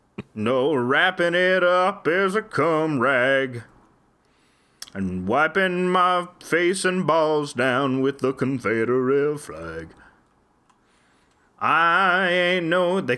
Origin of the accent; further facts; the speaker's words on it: Canada; I'm a Canadian.